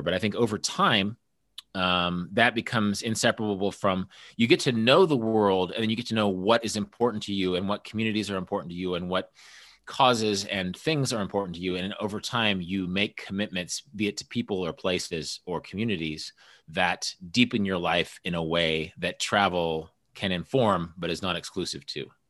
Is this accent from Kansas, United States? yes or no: yes; Kansas, United States; also born or lived in Busan, South Korea; we're both from Kansas